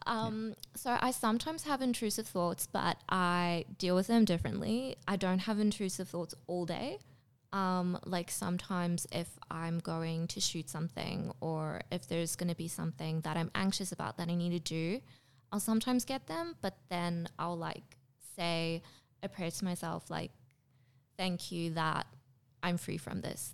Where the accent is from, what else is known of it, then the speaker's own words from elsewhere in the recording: Durban, KwaZulu-Natal, South Africa; moved away as an adult; also born or lived in Pretoria, South Africa; now in Australia; I was born in Durban in South Africa. Um, then I moved to Pretoria when I was fourteen.